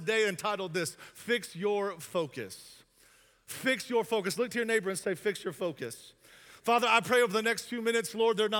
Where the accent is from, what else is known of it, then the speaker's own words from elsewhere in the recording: the South, United States; I'm from the South